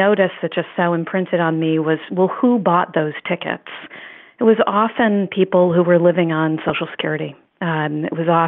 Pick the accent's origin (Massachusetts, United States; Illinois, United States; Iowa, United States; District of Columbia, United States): District of Columbia, United States; Washington; growing up on the Hill, in the 70s and the 80s, Capitol Hill